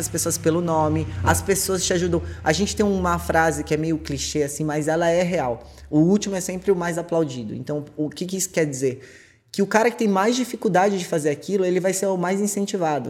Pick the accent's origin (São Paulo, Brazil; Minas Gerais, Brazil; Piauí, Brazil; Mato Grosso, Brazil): São Paulo, Brazil; Sou de São Paulo